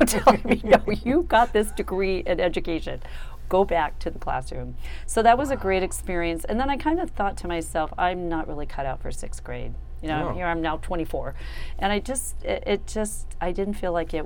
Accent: Ohio, United States; moved away as an adult; I'm from Ohio

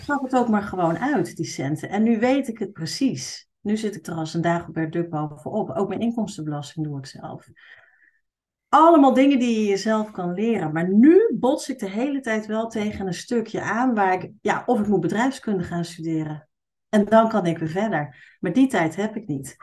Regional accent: Utrecht, Netherlands; accent: plat Utrechts; moved away; ik kom uit Utrecht oorspronkelijk. Dus ik kan heel goed plat Utrechts praten.

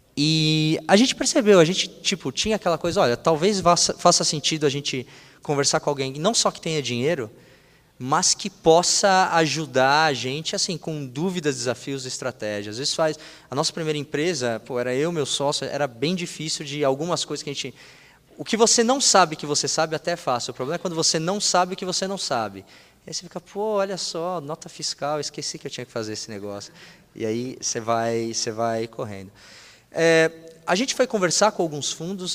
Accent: Brazil; somos brasileiros

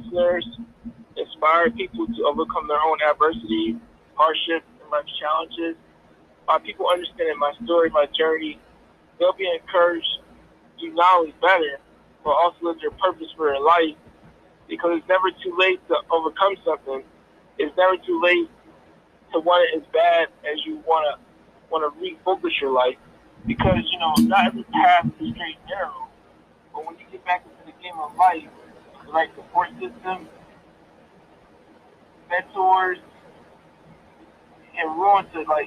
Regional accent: Coatesville, Pennsylvania, United States; also born or lived in Lancaster, Pennsylvania; I'm originally from Coastal, Pennsylvania. I was born at Brandywine Hospital. It's in Coastal Area School District, and that's where I was born. And that's the humble beginning. The humble beginnings also starts in Coastal. I grew up in a single parent house of five

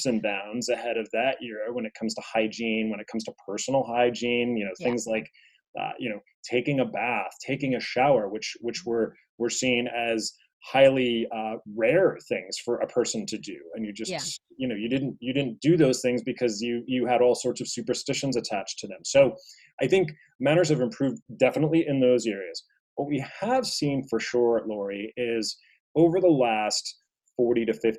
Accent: New York City, New York, United States

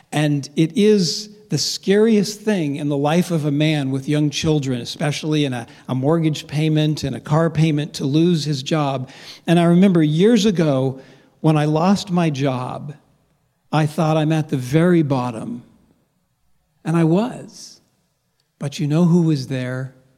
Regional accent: Los Angeles, California, United States; moved away; I grew up in Los Angeles

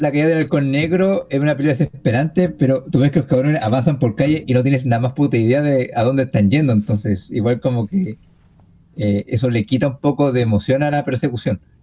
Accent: Chile; soy chileno

